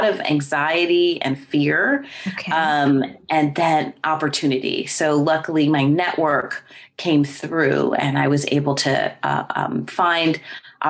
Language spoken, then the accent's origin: English; New Jersey, United States; moved away as an adult; I was born and raised in New Jersey in the United States